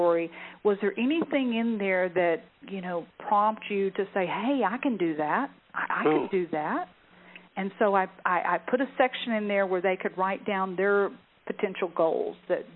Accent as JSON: {"language": "English", "region": "the South", "country": "United States", "tie": "born or raised there", "said": "I was raised in the South"}